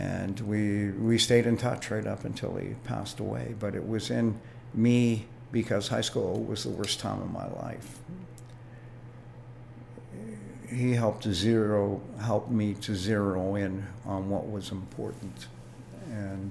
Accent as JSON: {"language": "English", "town": "Toronto", "region": "Ontario", "country": "Canada", "tie": "born or raised there", "said": "I was raised right out of the sidewalk in East Toronto, even though I was born in the West End."}